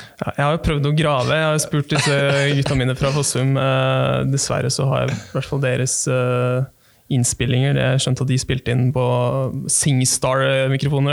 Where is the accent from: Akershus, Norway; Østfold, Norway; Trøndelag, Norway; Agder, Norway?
Akershus, Norway; Bærum; Jeg, jeg kommer fra Bærum, jeg også